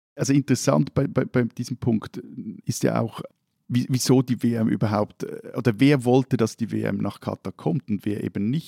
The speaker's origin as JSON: {"language": "German", "country": "Switzerland", "said": "bei uns in der Schweiz"}